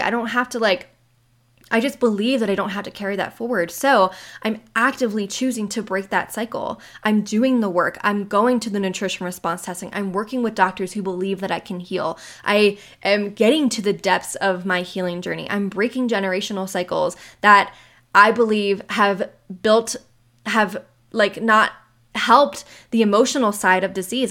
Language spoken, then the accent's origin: English; Maryland, United States; moved away as an adult; now in Western US; I am the person who left my hometown seven years ago. I left Maryland seven years ago